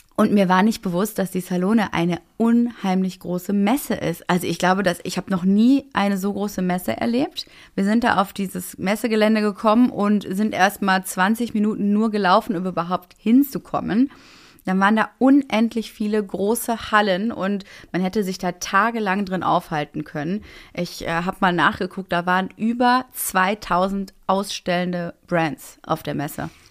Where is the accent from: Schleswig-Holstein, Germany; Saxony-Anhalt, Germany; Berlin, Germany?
Berlin, Germany; als äh, Berlinerin